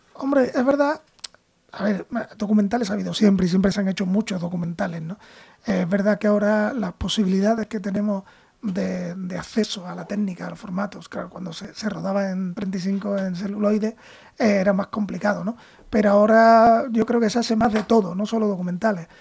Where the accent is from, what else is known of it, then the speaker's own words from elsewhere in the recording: Cádiz, Andalusia, Spain; moved away; yo soy de Cádiz